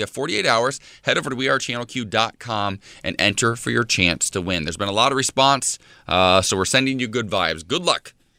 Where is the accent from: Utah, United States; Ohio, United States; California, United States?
Ohio, United States; moved away; I'm from Ohio, though.